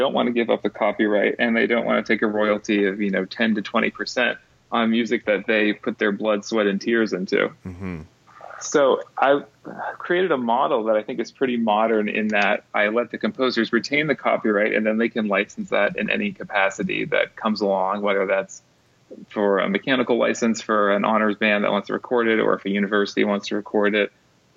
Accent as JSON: {"language": "English", "town": "Pittsburgh", "region": "Pennsylvania", "country": "United States", "also_born_or_lived": "Dallas", "moved": "yes", "lives_now": "Berea, United States", "said": "I'm originally from Pittsburgh, which is about 2 hours away from there"}